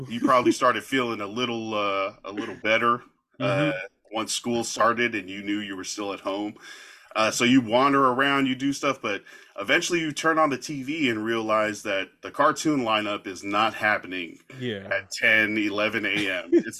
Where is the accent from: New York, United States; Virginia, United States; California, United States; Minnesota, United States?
California, United States; Carson; Definitely remember on our little TV in Carson, California, growing up in California